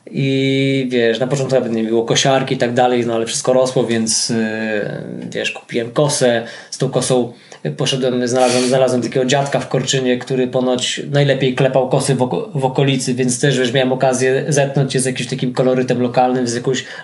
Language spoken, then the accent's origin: Polish; Bieszczady, Subcarpathian Voivodeship, Poland; moved away; also born or lived in Kielce / Costa Rica; to stąd pochodzę, pochodzę z Bieszczadów, e, chociaż e, szukaliśmy, mieszkając w Kielcach, szukaliśmy czegoś w okolicach Kielc